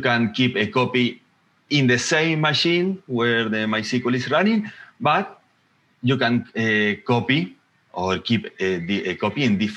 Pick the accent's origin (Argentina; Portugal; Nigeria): Argentina; now in Mendoza, Argentina; I am from Argentina, living in Mendoza City.